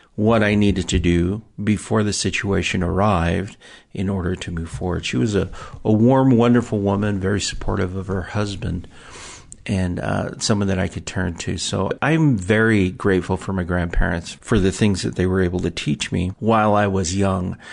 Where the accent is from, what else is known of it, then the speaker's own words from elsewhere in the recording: Salt Lake City, Utah, United States; also born or lived in Tonga; I grew up in Salt Lake City, Utah, which is desert